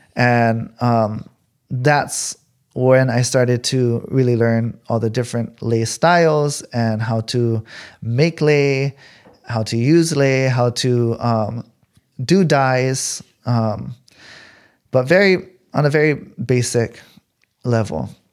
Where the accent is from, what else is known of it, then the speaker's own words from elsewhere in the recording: California, United States; growing up in California